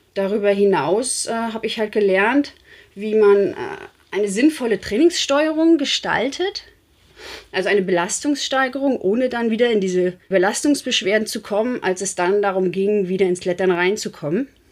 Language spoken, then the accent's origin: German; Rostock, Mecklenburg-Vorpommern, Germany; ich komme ja aus Rostock